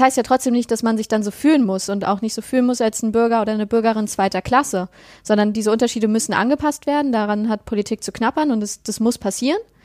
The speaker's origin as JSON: {"language": "German", "area": "near Rostock", "region": "Mecklenburg-Vorpommern", "country": "Germany", "moved": "yes", "lives_now": "Dresden area, Germany", "said": "ich komme aus der Nähe von Rostock. aber ich wohne aktuell in der Nähe ah, von Dresden"}